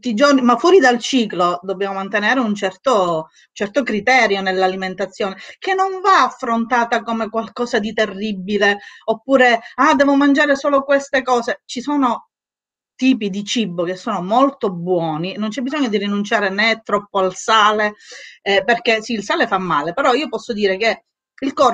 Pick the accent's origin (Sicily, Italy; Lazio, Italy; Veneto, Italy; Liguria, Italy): Sicily, Italy; io sono siciliana, quindi il mangiare, guai chi me lo tocca il mangiare